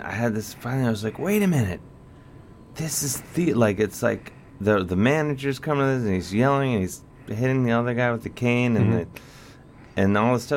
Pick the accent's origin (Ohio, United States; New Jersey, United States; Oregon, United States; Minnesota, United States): Ohio, United States; Cleveland; moved away; I grew up in Cleveland